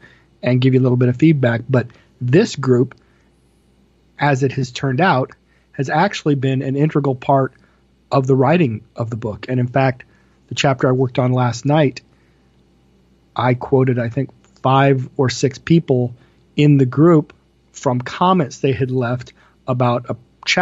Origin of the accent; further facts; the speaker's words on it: Iowa, United States; moved away as an adult; also born or lived in Washington, D.C. area / Martelle, Iowa; I wanted to move back to Iowa.